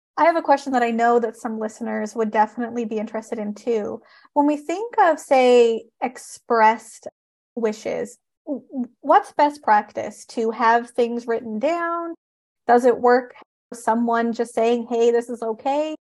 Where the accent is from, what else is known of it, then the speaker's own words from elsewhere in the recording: Canada; I am a Canadian social worker